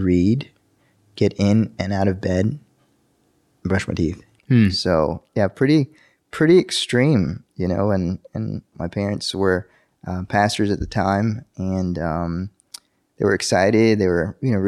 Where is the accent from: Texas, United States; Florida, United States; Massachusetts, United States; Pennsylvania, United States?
Texas, United States; El Paso; now in Dallas-Fort Worth, United States; I was born in El Paso, Texas, and El Paso is a little border town right next to Juarez, Mexico